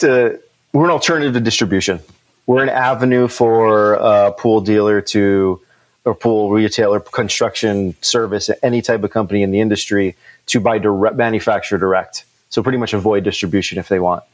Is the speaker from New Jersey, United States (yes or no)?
no; Philadelphia, Pennsylvania, United States; moved away as an adult; also born or lived in Florida; I'm from the Philadelphia area, born and raised, lived down in Florida for 10 years and moved back up right during 2020